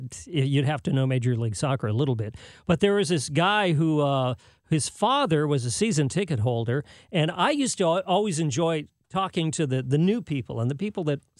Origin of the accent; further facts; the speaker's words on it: San Jose, California, United States; I grew up in San Jose, California